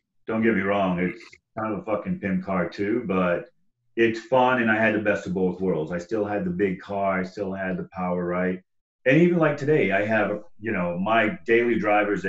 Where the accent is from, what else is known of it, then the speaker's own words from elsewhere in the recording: Southeast Texas, United States; I grew up in Southeast Texas